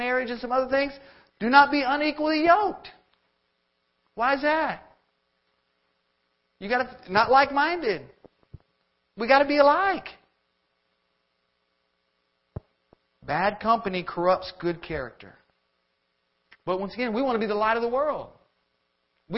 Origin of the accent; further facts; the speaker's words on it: Florida, United States; moved away as an adult; now in Georgia, United States; we're from Florida